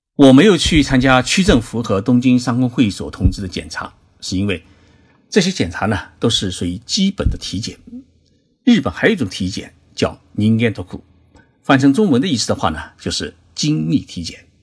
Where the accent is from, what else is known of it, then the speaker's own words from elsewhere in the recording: China; now in Tokyo, Japan; 我们中国人